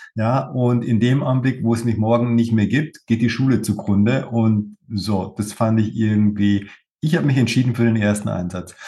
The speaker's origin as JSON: {"language": "German", "country": "Germany", "said": "bei uns in Deutschland"}